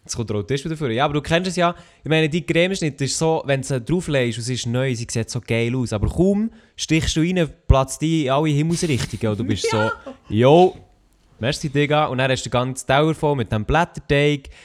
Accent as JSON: {"language": "German", "country": "Switzerland", "said": "Schweizer Rapper, wo ich herkomme"}